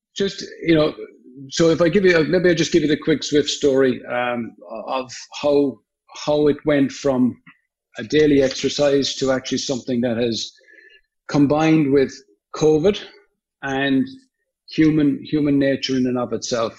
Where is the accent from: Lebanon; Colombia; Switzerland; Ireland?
Ireland; Limerick, Munster; now in United States; I'm from Limerick